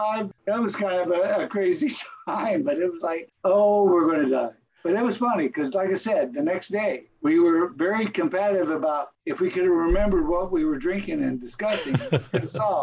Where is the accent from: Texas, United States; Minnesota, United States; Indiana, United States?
Texas, United States; I'm a Texan.